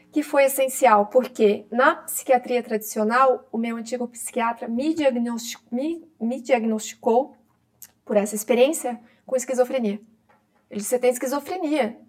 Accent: interior of Santa Catarina, Brazil; now in Florianópolis, Brazil; quando eu saí da minha cidade no interior de Santa Catarina, eu moro em Florianópolis, né? Sou catarinense, e fui morar em Florianópolis com 21 anos

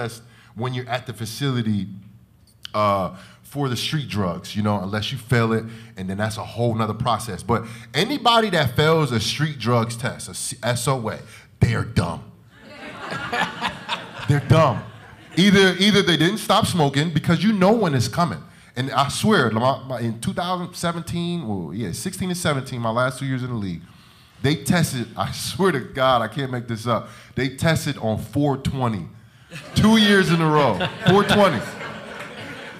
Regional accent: Jersey City, New Jersey, United States; I'm from Jersey City

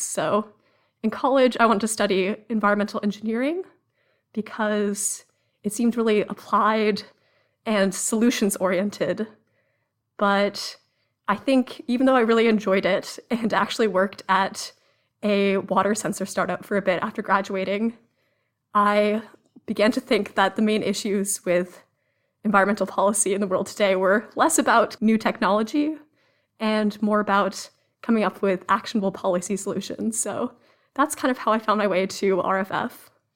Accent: Cambridge, Massachusetts, United States; I grew up in Cambridge, Massachusetts

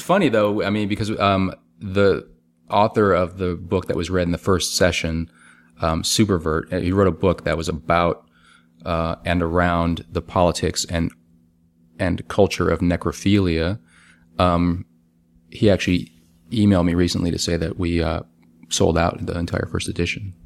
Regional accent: New Orleans, Louisiana, United States; now in Brooklyn, United States; my hometown, New Orleans

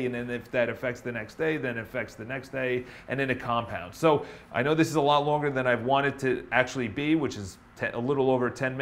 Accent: Ireland; I'm Irish

